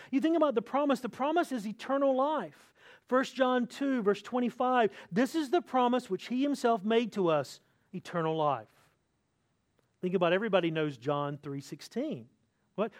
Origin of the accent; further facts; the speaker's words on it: North Carolina, United States; moved away; I'm from North Carolina, which is the home of, of Michael Jordan